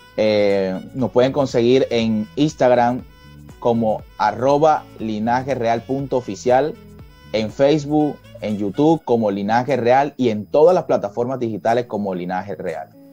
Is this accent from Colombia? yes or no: yes; Colombia; que nos identificara como colombianos